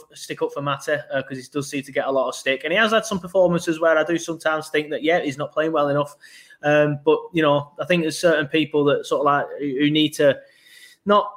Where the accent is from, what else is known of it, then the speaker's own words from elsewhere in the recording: Burnley, North West England, United Kingdom; I'm from Burnley, so I'm elongating my vowels